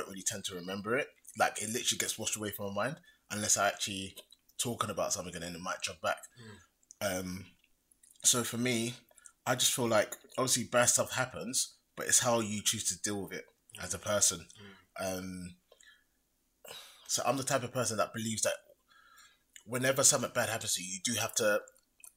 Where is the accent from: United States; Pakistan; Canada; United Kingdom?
United Kingdom; London; also born or lived in Australia; being African heritage in London